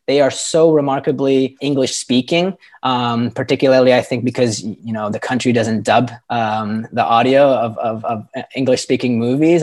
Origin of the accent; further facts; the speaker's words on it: Canada; moved away as an adult; now in Lisbon, Portugal; I am a Canadian expat. I'm living in Portugal and in, in Lisbon